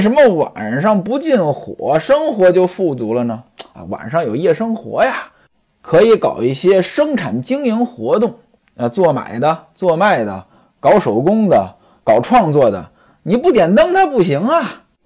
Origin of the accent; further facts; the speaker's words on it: Tongzhou, Beijing, China; 在我老家啊，有一个村子叫王指挥庄